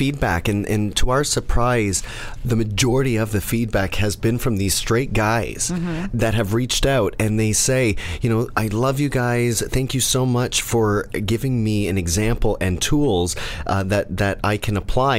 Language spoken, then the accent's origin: English; Canada; I'm from Canada